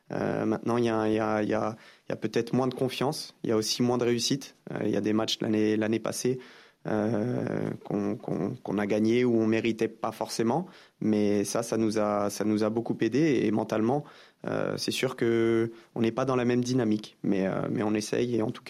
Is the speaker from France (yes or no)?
yes; France; Bien sûr, je suis français. Euh, quand, euh, quand des choses comme ça se passent en France, on se sent tous concernés.